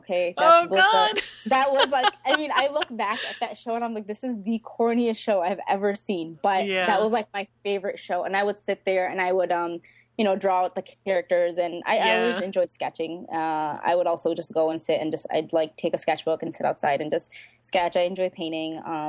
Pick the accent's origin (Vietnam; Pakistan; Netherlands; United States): Pakistan; I say this with a laugh because I'm Pakistani, so I'm like, whatever, I can say this.